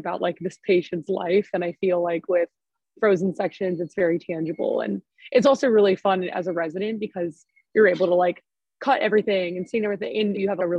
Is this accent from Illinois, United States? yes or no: yes; just outside of Chicago, Illinois, United States; I grew up just outside of Chicago.